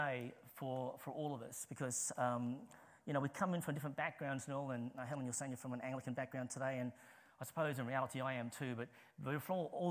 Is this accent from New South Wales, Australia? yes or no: yes; Sydney, New South Wales, Australia; moved away as an adult; now in St Albans, United Kingdom; I'm from Australia originally, okay? I'm from Sydney, but I am living in St. Albans.